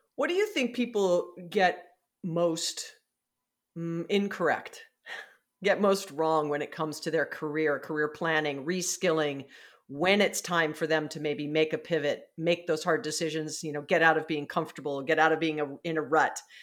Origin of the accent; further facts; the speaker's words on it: Hawaii, United States; I'm from Hawaii